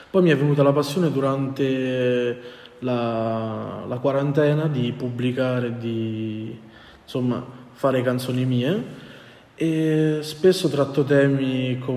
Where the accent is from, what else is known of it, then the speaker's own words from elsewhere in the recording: Abruzzo, Italy; io inizialmente, perché sono abruzzese, volevo andare a Teramo